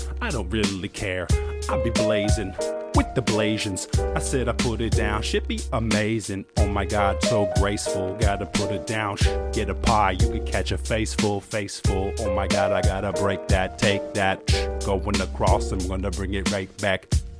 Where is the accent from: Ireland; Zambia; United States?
Ireland; No, I grew up in the Ireland countryside. Guarantee shit, I'm a bumpkin